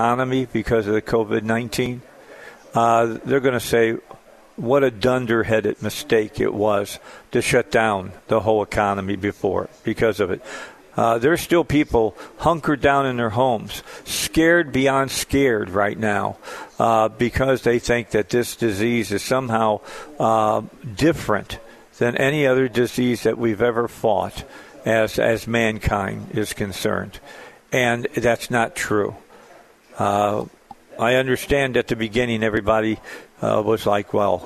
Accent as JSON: {"language": "English", "town": "Hammond", "region": "Indiana", "country": "United States", "tie": "born or raised there", "said": "I grew up in Hammond, Indiana, all right, right outside of Chicago"}